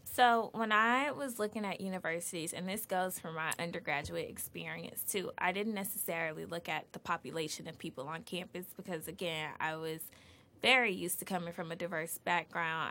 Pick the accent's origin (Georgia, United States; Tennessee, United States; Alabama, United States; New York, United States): Georgia, United States; Atlanta; moved away as an adult; now in Boston, United States; I was born and raised in Atlanta, Georgia